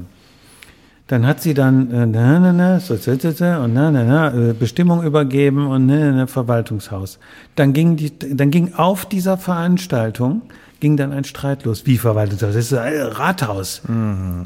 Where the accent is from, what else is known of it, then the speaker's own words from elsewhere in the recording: Wuppertal, North Rhine-Westphalia, Germany; in Barmen. Born and raised